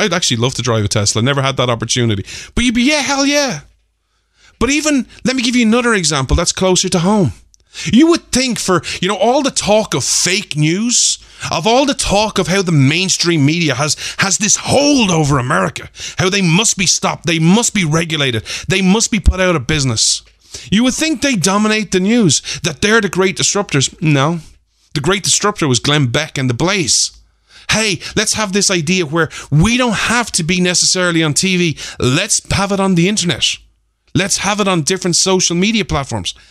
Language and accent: English; Ireland; me as an Irishman